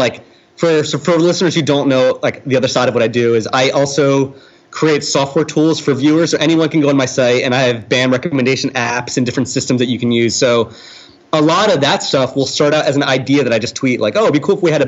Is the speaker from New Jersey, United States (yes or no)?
yes; New Jersey, United States; I'm from South Jersey, where the area code was 856